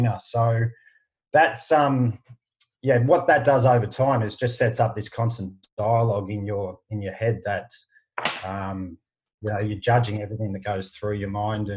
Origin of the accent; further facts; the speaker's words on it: Shepparton, Victoria, Australia; people know I'm from Shepparton within a couple of minutes